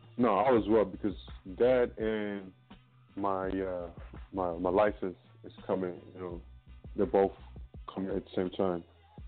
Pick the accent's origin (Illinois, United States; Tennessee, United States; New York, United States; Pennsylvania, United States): Illinois, United States; Chicago; now in St. Clair County, United States; I'm from Chicago.